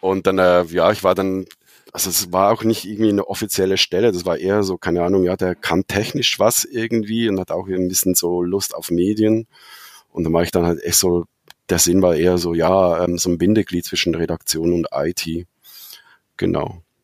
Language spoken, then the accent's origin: German; Switzerland; accent: Swiss dialect; moved away as an adult; also born or lived in Zurich; now in Berlin, Germany; ich bin eigentlich Schweizer, das hört man dann jetzt vielleicht ab und zu am Dialekt, lebe jetzt seit sieben Jahren